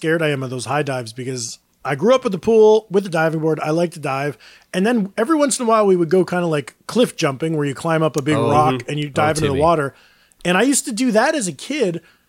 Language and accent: English; Palenville, upstate New York, United States; moved away; Palinville, like in my hometown area?